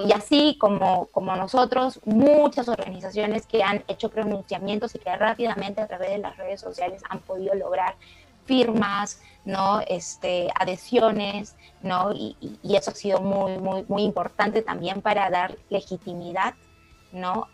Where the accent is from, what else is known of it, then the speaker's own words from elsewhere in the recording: Peru; now in Washington, United States; Yo soy peruana